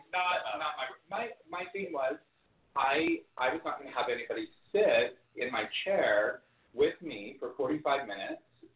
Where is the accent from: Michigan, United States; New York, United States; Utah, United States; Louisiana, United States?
Utah, United States; moved away; I'm from from Utah.